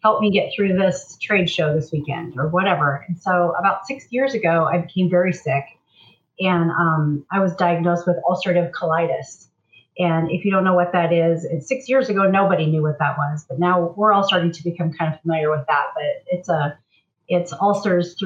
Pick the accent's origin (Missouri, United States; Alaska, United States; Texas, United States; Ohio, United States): Alaska, United States; Fairbanks; I was born and raised here in Fairbanks, so I'm a lifetime Alaskan.